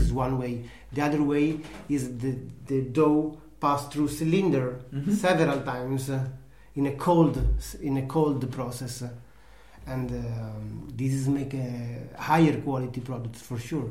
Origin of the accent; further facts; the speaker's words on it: Italy; English is a second language; now in Denmark; I come from Italy